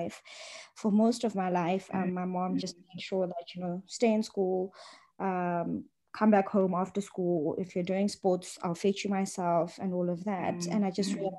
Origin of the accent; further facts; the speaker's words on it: Johannesburg, Gauteng, South Africa; I grew up in Johannesburg, so I've got a bit of an identity crisis there, but I'm from Johannesburg